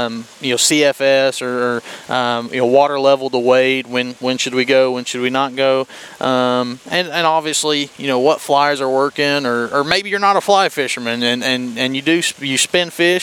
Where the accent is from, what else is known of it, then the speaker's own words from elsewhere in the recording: Cleveland, Tennessee, United States; I've been born and raised in Cleveland